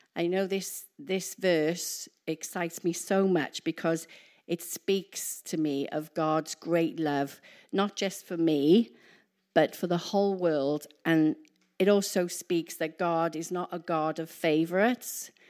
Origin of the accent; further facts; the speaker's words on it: Wales, United Kingdom; moved away as an adult; I'm Welsh